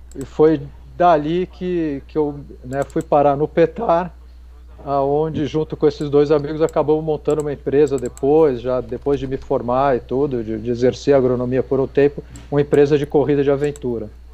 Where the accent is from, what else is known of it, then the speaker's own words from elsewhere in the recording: São Paulo, Brazil; moved away as an adult; also born or lived in Piracicaba; eu achava que eu tinha que sair de São Paulo de qualquer jeito, sou paulistano